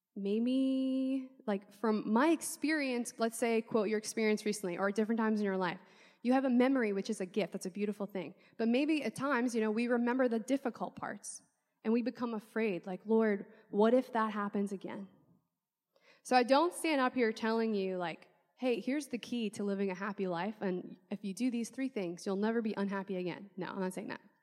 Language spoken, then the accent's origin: English; New Orleans, Louisiana, United States; I'm from New Orleans